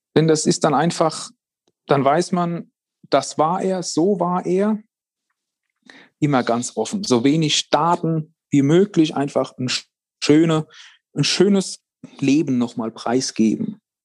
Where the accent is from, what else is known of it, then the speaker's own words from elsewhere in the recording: Worms, Rhineland-Palatinate, Germany; bei uns in Worms